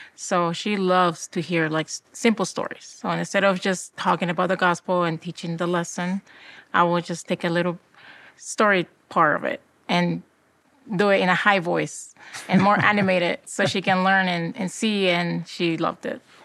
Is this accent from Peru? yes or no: yes; Peru; now in Utah, United States; I was born in South America, in Peru